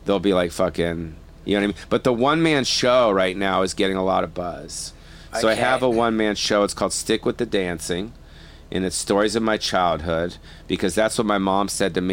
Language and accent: English; Beverly Hills, California, United States; moved away as an adult; now in Las Vegas, United States; growing up in Beverly Hills